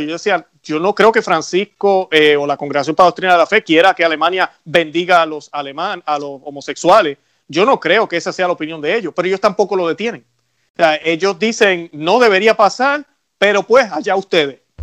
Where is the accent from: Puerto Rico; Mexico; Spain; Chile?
Puerto Rico; now in United States; en mi país, en Puerto Rico